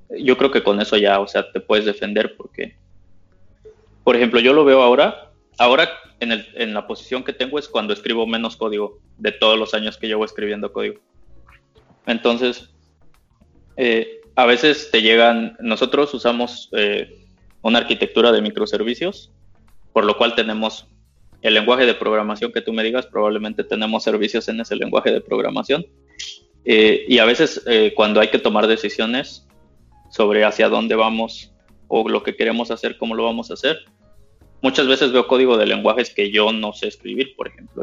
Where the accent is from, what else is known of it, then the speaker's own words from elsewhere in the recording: Mexico; moved away as an adult; now in Germany; mi esposa es mexicana, yo soy mexicano